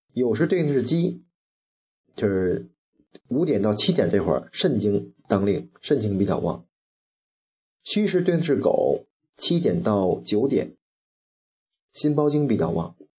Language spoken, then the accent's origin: Chinese; China; 喝开水也是我们中国人的传统